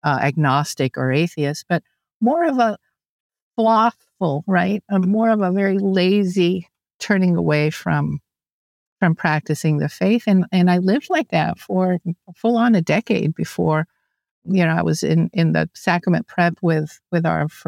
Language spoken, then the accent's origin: English; Atlanta, Georgia, United States; moved away as an adult; also born or lived in Cuba / Miami, Florida; now in South Alabama, United States; I was born in Cuba and immigrated to the United States when I was just a little girl. You know, went did the typical Catholic girls' school, went to Christ the King Elementary School in Atlanta, grew up, moved to Miami